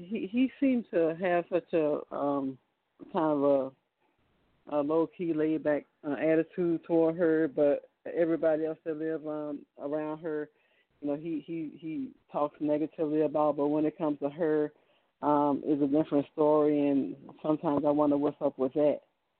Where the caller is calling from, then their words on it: Virginia, United States; I'm from Virginia.